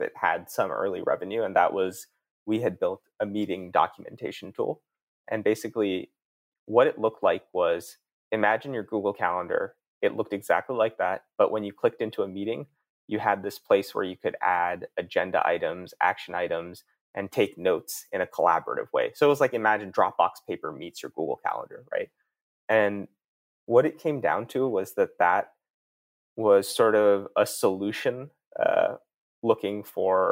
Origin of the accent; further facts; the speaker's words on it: East Coast, United States; moved away as an adult; also born or lived in Palo Alto; I grew up out on the East Coast, went to college out there